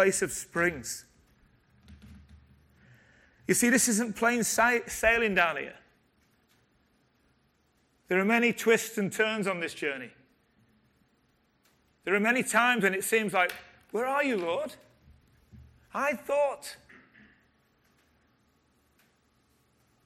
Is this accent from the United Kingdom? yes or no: yes; Liverpool, North West England, United Kingdom; I was born in Liverpool